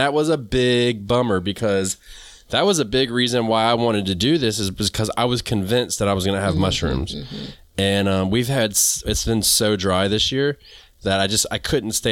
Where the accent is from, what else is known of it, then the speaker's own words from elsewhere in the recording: the South, United States; I'm from the South. We call them black-eyed peas.